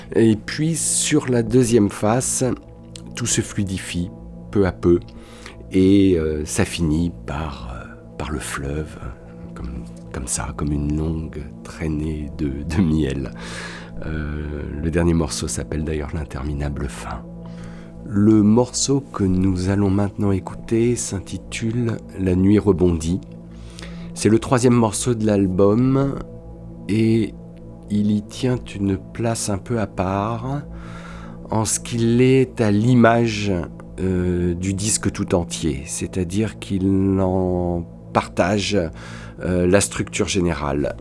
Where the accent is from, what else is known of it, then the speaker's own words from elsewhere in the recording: Paris, Île-de-France, France; moved away as an adult; now in Toulouse, France; J'habite Toulouse depuis une vingtaine d'années. Je suis parisien d'origine.